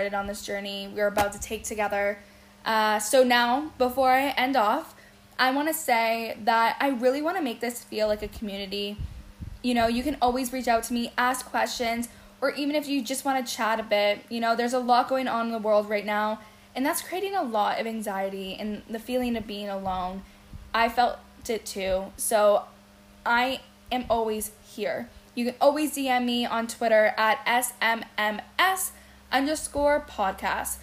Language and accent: English; Windsor, Ontario, Canada; moved away as an adult; now in Toronto, Canada; I was actually born in Windsor, Ontario, who some say is the armpit of Canada, but hey, it's home. I moved to Toronto when I was 23